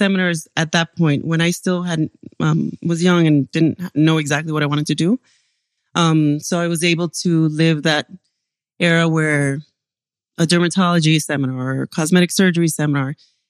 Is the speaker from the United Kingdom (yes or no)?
no; Cuba; born there; also born or lived in Panama / Venezuela; I was born in Cuba and my parents are doctors since Cuba. We moved a lot. We went from Cuba to Panama to Venezuela to here.